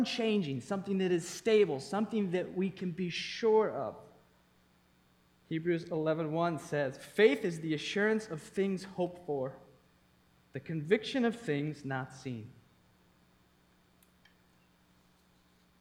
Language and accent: English; East Coast, United States; moved away as an adult; also born or lived in Thailand; I grew up on the East Coast.